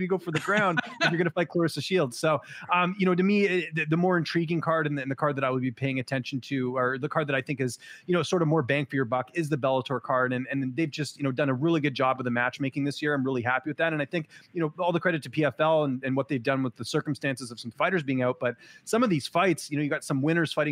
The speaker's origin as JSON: {"language": "English", "country": "Canada", "said": "I'm from Canada"}